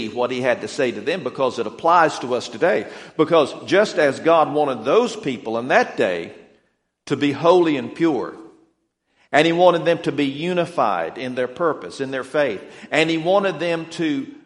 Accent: Atlanta, Georgia, United States; moved away; I am from the Atlanta area. I'd lived there for around 17 years

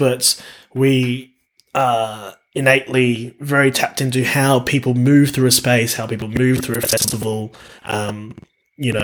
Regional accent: Townsville, Queensland, Australia; moved away as an adult; now in Canberra, Australia; I was classically trained back in my hometown of Townsville

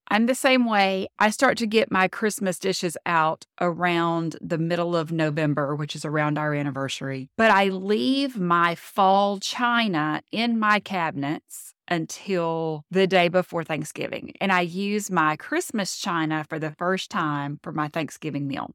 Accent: Louisiana, United States; now in Florida, United States; I'm from Louisiana, I'm in Florida now

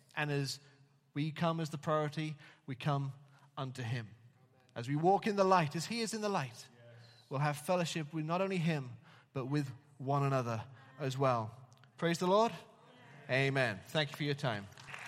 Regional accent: England, United Kingdom; now in Wales, United Kingdom; as an Englishman in Wales.

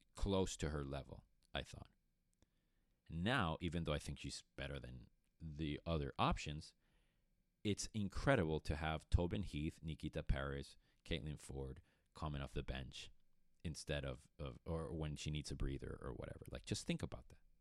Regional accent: Caracas, Capital District, Venezuela; moved away; also born or lived in Boston, Massachusetts; I was born and raised in Caracas, Venezuela

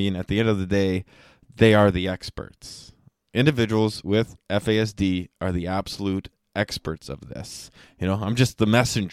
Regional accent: Canada; I am from Canada

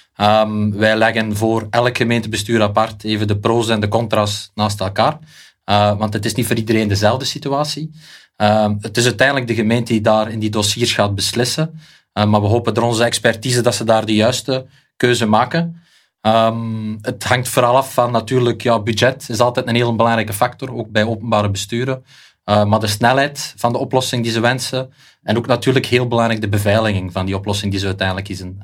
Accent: Beveren, Flanders, Belgium; ik ben uit Beveren, dat ga je misschien horen aan de tongval

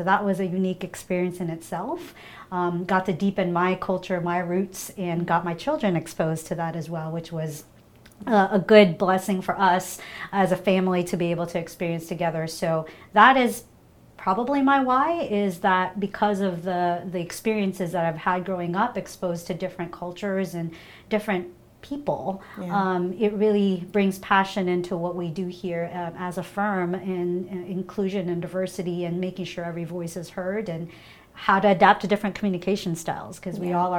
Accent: Brunei; also born or lived in Philippines / London; I was born in the Philippines, but I grew up in a country called Brunei and got exposed to that culture and different language and have moved around.

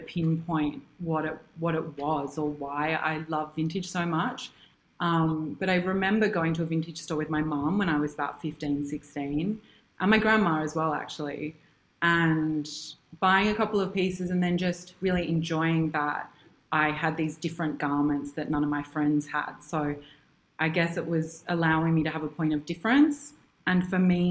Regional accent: Sydney, New South Wales, Australia; also born or lived in New York; I'm from Sydney and I grew up here

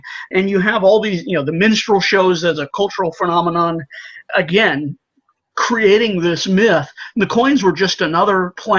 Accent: St. Louis, Missouri, United States; the shout out to my hometown, St. Louis. There, I've been to Cahokia Mounds as a school child.

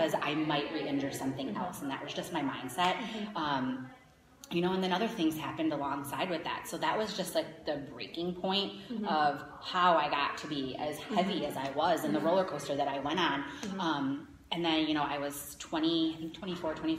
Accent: Schaumburg, Illinois, United States; I grew up here in Schaumburg

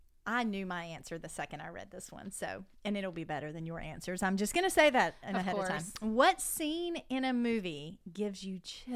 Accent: the South, Southern United States, United States; accent: Southern; it would either be my Southern accent or it would be my big hair.

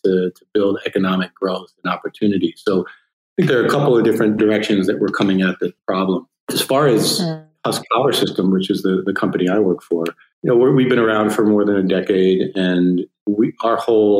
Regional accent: United States; now in Spain; as an American living in Spain

